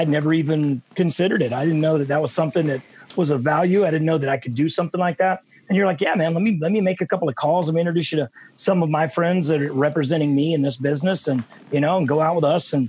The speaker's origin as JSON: {"language": "English", "town": "Dallas", "region": "Texas", "country": "United States", "tie": "born or raised there", "moved": "yes", "said": "So to have, you know, three people coming from my hometown was super cool."}